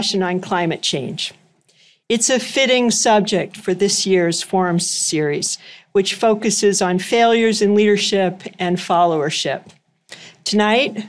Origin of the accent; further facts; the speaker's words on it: Stratford, Ontario, Canada; my hometown of Stratford, Ontario